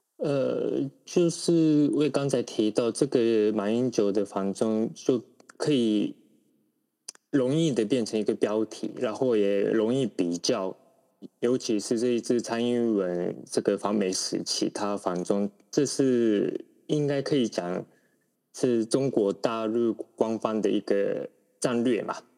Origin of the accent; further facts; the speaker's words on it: Taiwan; 我们台湾人知道他在台湾的政坛里面已经没有什么影响力